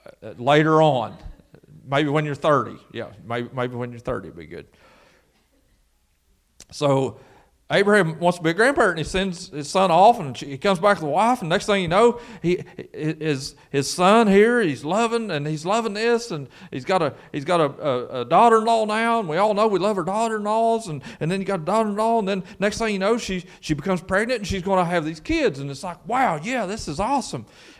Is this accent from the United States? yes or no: yes; Garrison, United States; I grew up here in Garrison and went to Garrison School